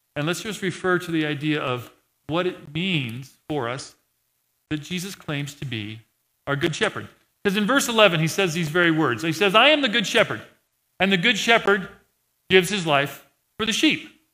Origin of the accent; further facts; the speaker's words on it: Montana, United States; I'm from Montana